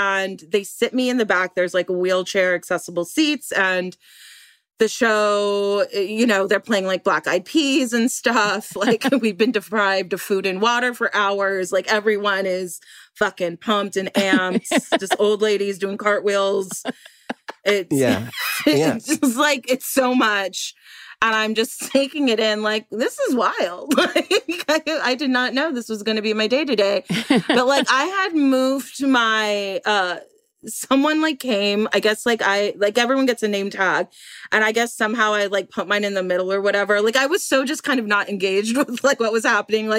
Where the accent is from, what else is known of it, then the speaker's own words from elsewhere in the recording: Los Angeles, California, United States; I'm like born and raised in Los Angeles